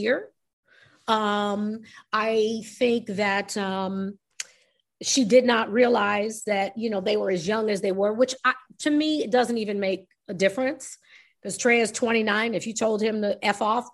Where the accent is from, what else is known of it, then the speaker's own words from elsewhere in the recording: New York, United States; I'm New York